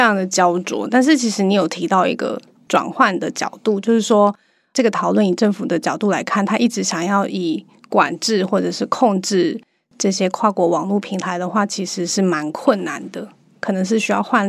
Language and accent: Chinese; Taiwan; 反而这个很多的网络跨平台，我们台湾人都有在使用，所以没有一个是独大的